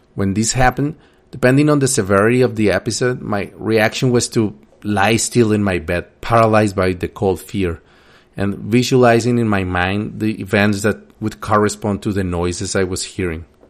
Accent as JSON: {"language": "English", "country": "Colombia", "tie": "born or raised there", "said": "Growing up in Colombia in the eighties and nineties"}